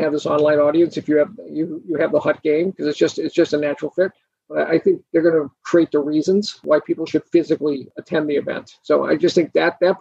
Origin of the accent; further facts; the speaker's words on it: Boston, Massachusetts, United States; moved away; I'm from Boston originally